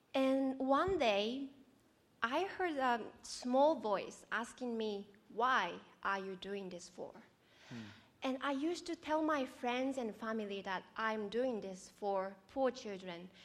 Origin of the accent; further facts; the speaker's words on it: Japan; moved away as an adult; now in Australia; I'm from Japan. Um, I grew up in non-religious family.